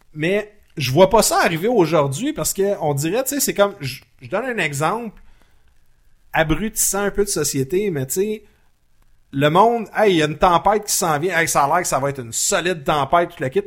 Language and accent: French; Laval, Quebec, Canada; je viens de Laval